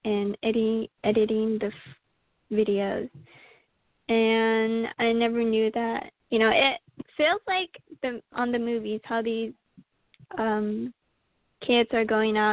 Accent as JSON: {"language": "English", "town": "St. Michaels", "region": "Arizona", "country": "United States", "tie": "born or raised there", "moved": "as an adult", "lives_now": "New York, United States", "said": "I am from St. Michael's, Arizona"}